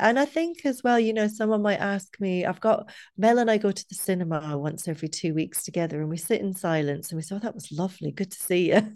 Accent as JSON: {"language": "English", "region": "Scotland", "country": "United Kingdom", "also_born_or_lived": "Dublin, Ireland", "moved": "yes", "lives_now": "Cork, Ireland", "said": "I'm not from where we live, I'm from Scotland about a million years ago"}